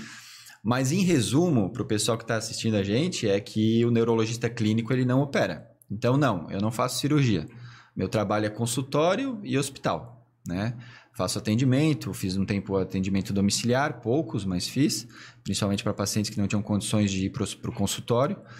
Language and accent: Portuguese; Blumenau, Santa Catarina, Brazil; also born or lived in Tubarão; eu me considero blumenauense de raiz